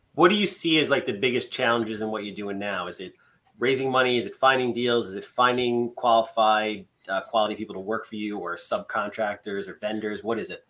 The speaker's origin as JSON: {"language": "English", "area": "Long Island", "region": "New York", "country": "United States", "said": "we're from Long Island."}